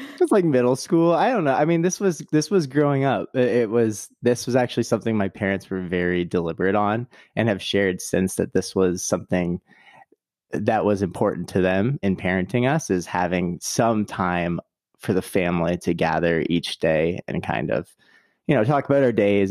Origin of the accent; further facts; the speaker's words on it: Canada; now in United States; I'm originally Canadian